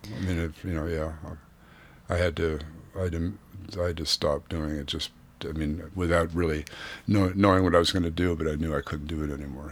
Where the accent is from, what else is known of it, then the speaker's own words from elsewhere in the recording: Santa Barbara, California, United States; moved away as an adult; also born or lived in Boston / New York; I grew up in Santa Barbara, California